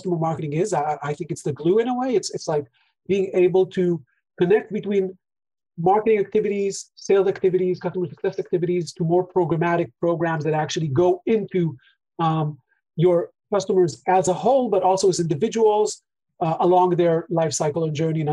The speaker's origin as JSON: {"language": "English", "country": "Israel", "said": "we're both from Israel"}